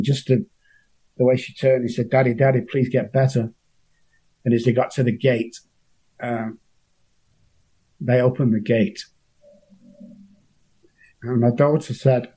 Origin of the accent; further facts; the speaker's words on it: Manchester, North West England, United Kingdom; I come from Moss Side in Manchester, a bit like Beirut with lights